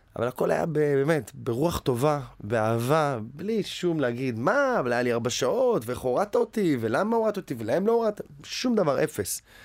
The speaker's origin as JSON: {"language": "Hebrew", "town": "Tel Aviv", "region": "Tel Aviv District", "country": "Israel", "tie": "born or raised there", "moved": "as an adult", "lives_now": "United States", "said": "גדלתי ברמת אביב"}